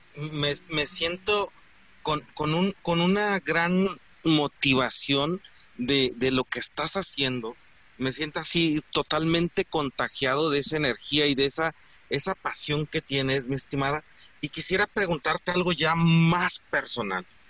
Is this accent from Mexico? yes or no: yes; Mexico; los mexicanos no somos como nos pintan